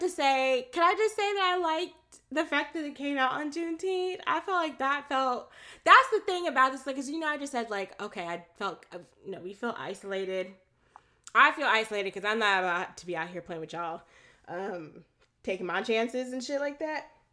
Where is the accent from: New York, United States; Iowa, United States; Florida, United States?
Florida, United States; moved away; also born or lived in Texas; I was born in Florida. I was not born in Texas, um, but I have lived in the South my entire life. I've only lived in Florida and um, Texas.